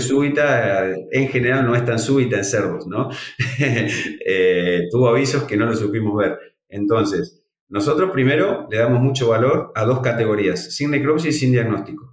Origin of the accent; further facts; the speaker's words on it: Argentina; en Argentina no somos, somos negativos a PIRS, somos libres de PIRS